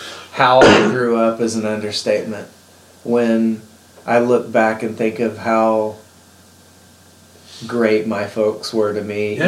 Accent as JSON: {"language": "English", "town": "Bartlesville", "region": "Oklahoma", "country": "United States", "tie": "born or raised there", "said": "I was born and raised in Bartlesville."}